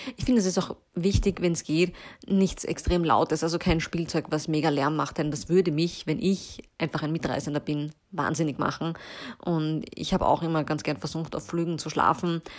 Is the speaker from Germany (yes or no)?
no; Vienna, Austria; bei uns in Wien